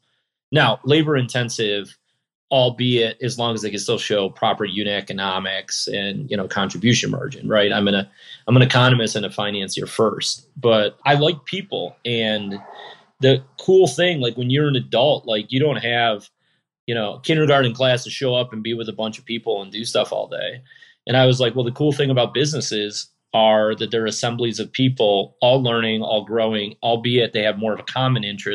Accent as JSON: {"language": "English", "town": "Rochester", "region": "New York", "country": "United States", "tie": "born or raised there", "moved": "yes", "lives_now": "Buffalo, United States", "said": "I was born just outside Rochester. I was born between Rochester and Syracuse. I live in Buffalo."}